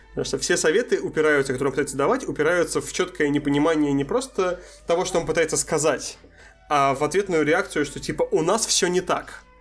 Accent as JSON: {"language": "Russian", "town": "Astrakhan", "region": "Astrakhan Oblast", "country": "Russia", "also_born_or_lived": "Moscow", "said": "мне здесь скорее вспомнилось то, как я приехал из Москвы в Астрахань обратно, когда я был слегка снобом относительно того, что вот тут как-то все так не очень."}